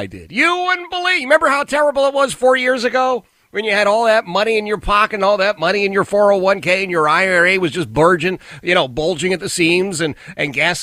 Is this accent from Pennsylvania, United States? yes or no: yes; Philadelphia, Pennsylvania, United States; now in Richmond, United States; I am from Philadelphia